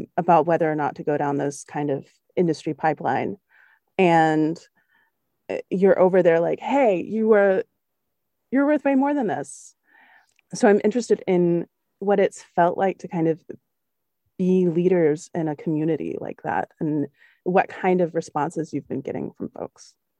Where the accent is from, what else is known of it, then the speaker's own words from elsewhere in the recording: the South, United States; also born or lived in Germany; As a Southern white lady